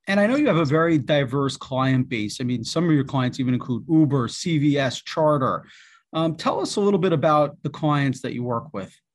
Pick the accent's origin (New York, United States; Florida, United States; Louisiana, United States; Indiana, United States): New York, United States; New York City; I grew up in Queens.